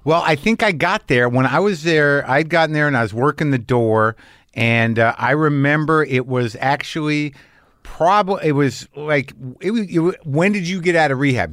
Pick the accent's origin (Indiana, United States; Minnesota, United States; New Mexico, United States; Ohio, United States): New Mexico, United States; I grew up in New Mexico